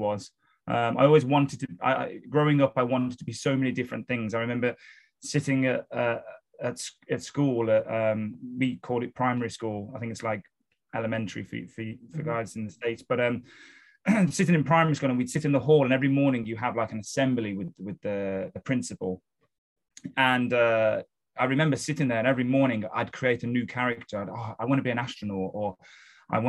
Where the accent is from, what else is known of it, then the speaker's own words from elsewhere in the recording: Wolverhampton, West Midlands, United Kingdom; moved away as an adult; now in London, United Kingdom; I'm from the UK. So I was born and raised in a city called Wolverhampton, which is just north of Birmingham, which is in the center of the UK.